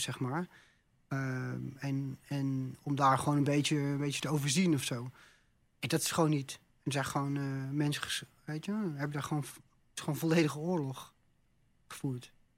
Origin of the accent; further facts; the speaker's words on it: Netherlands; also born or lived in Amsterdam; kom in Nederland